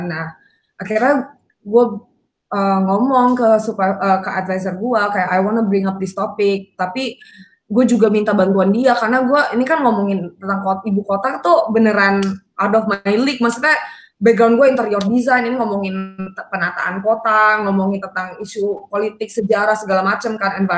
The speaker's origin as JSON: {"language": "Indonesian", "region": "Jakarta", "country": "Indonesia", "said": "Um, sebagai orang Jakarta, gue rasa itu kayak lumayan normal kan kita kayak cuman Jawa, Bali gitu hmm. kan dan that's how um, I was brought up juga"}